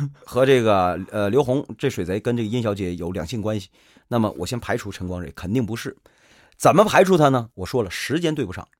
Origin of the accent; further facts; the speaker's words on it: Shenyang, Liaoning, China; 我是沈阳人